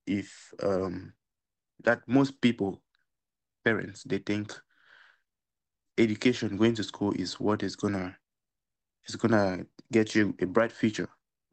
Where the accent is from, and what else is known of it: Cameroon